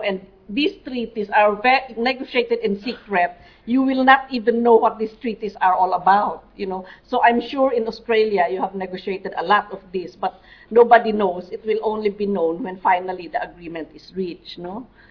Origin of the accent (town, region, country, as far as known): Mountain Province, Cordillera Administrative Region, Philippines